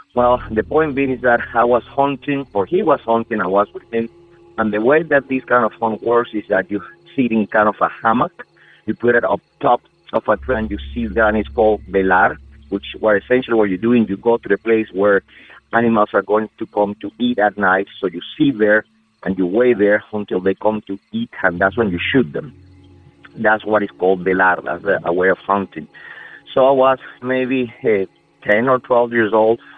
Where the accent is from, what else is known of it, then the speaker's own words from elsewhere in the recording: Amazonas, Venezuela; English is a second language; moved away as an adult; now in United States; I'm originally from Venezuela in South America, by by the Amazon between Brazil and Colombia. I live in the States since around 15 years ago